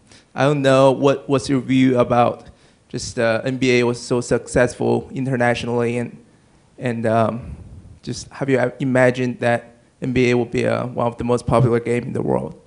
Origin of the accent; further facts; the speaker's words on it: Beijing, China; moved away; I'm from Beijing, and graduate from law school at Pepperdine.